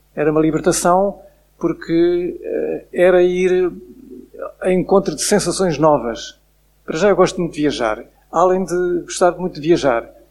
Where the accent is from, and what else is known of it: Portugal; moved away as an adult; also born or lived in France